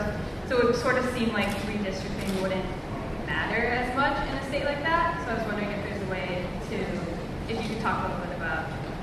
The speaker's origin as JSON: {"language": "English", "region": "Hawaii", "country": "United States", "said": "I'm from Hawaii, or one of the most heavily Democratic states in the nation"}